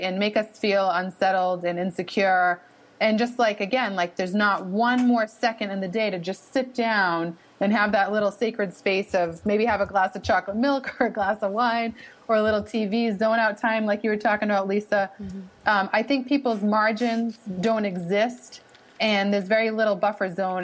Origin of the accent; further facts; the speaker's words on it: Boston, Massachusetts, United States; accent: Boston (wicked); you can pick up on my wicked accent